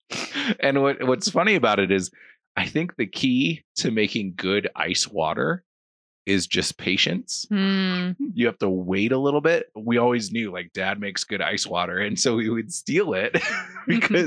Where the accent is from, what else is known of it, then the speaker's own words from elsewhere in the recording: Illinois, United States; moved away; I grew up in Illinois, and the tap water wasn't great